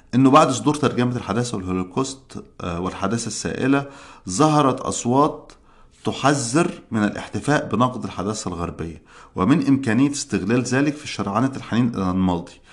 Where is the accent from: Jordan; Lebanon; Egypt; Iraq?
Egypt; عندنا في مصر